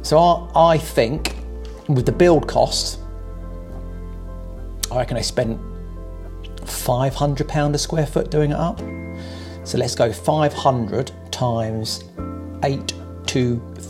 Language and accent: English; Portsmouth, South East England, United Kingdom; where I was born in Portsmouth